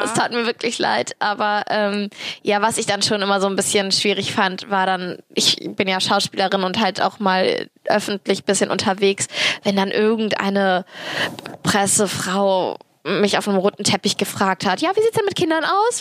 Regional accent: Cologne, North Rhine-Westphalia, Germany; ich bin Kölnerin und halbe Türkin

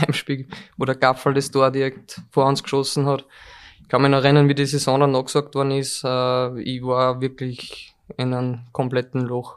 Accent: Molln, Upper Austria, Austria; ich komme aus Mollen, das ist relativ südlich

